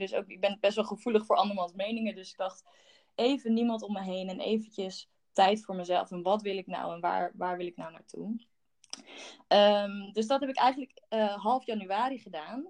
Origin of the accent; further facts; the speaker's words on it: De Rijp, North Holland, Netherlands; also born or lived in Haarlem; in Haarlem geboren en op mijn negende ben ik met mijn moeder mee verhuisd toen mijn ouders gingen scheiden naar de Rijp